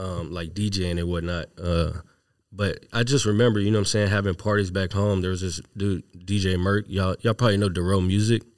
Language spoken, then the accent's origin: English; Houston, Texas, United States; moved away as an adult; now in Seattle, United States; I was raised in Texas